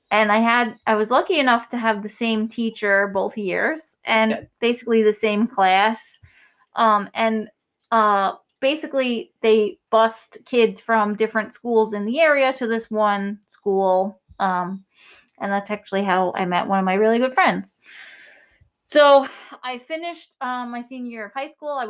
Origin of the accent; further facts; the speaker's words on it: New York, United States; We're from New York, so we have um, certain things that we did here that may be different in your state.